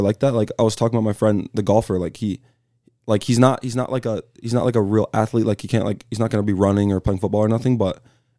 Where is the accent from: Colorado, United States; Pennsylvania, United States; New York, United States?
Colorado, United States; also born or lived in California; So I was born in California in the Bay Area. So me and Kevin Gonzalez always have those conversations about the Bay. But I moved out to Colorado at like a super young age.